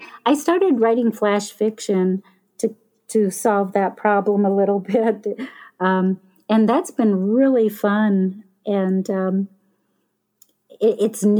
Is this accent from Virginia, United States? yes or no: no; town near Starved Rock State Park, Illinois, United States; in my hometown when I was small